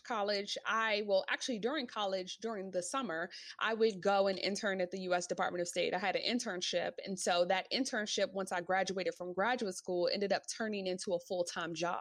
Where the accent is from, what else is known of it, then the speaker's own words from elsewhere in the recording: Washington, District of Columbia, United States; moved away as an adult; now in New York, United States; I actually moved to New York. I'm from Washington, D.C.